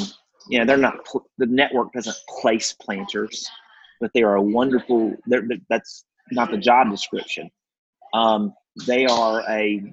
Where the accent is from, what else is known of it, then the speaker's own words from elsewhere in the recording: Mississippi Delta, United States; Culturally, it's like coming home in terms of growing up in the Delta.